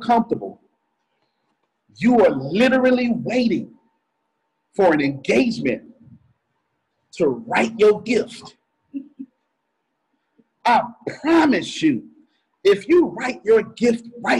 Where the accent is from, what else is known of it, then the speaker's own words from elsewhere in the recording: the South, United States; I'm from the South